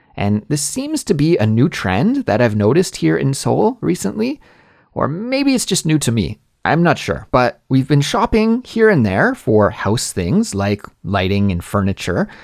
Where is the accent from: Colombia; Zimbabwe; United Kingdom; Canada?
Canada; moved away as an adult; also born or lived in Korea; now in South Korea; my home country of Canada